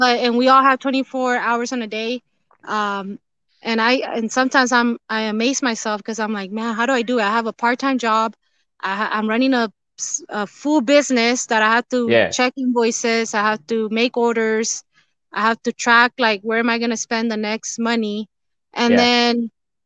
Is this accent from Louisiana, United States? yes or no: no; Rancho Cucamonga, California, United States; moved away as an adult; also born or lived in near San Diego; now in San Diego area, United States; we were raised and I grew up in Rancho Cucamonga, and we recently moved to Southern, close to San Diego, basically